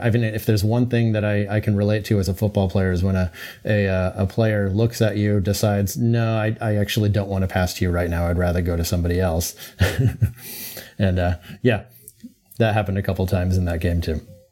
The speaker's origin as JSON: {"language": "English", "country": "United States", "said": "as an American"}